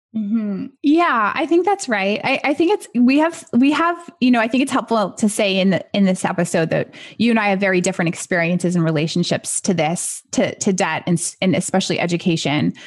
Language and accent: English; United States; as an American